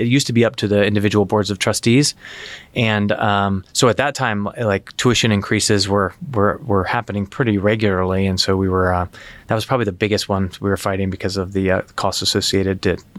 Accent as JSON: {"language": "English", "town": "Albany", "region": "New York", "country": "United States", "tie": "born or raised there", "said": "I grew up in Albany, New York, was the other place I spent, you know, my childhood."}